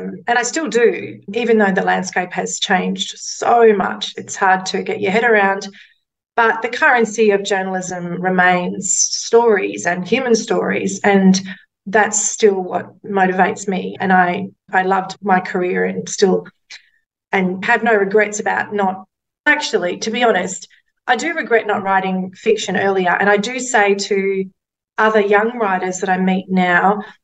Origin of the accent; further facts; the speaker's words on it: Mackay, Queensland, Australia; One of the first newspapers I worked at was in my hometown of Mackay